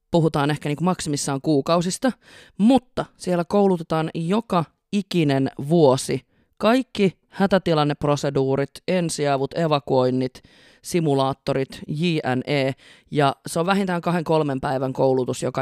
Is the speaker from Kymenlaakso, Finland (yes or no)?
no; Tampere, Pirkanmaa, Finland; born or raised there